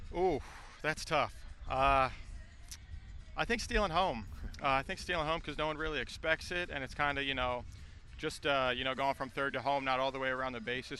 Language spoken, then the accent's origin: English; Lancaster, Pennsylvania, United States; I'm from Lancaster, Pennsylvania, and uh, always grew up watching Chase Utley with the Phillies